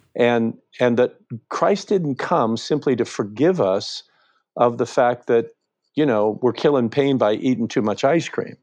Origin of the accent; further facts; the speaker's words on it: Western Pennsylvania, United States; I grew up in Western Pennsylvania, in a little town